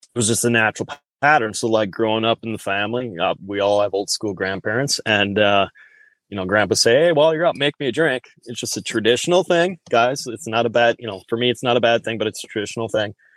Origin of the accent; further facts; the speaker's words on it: Wisconsin, United States; I grew up in the Upper Midwest here, guys. So um, I'm a true blooded Wisconsinite